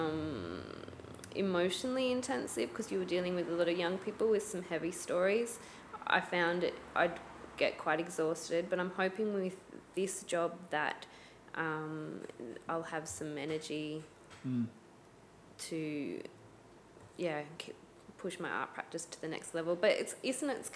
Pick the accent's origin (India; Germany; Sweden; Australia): Australia; growing up in Australia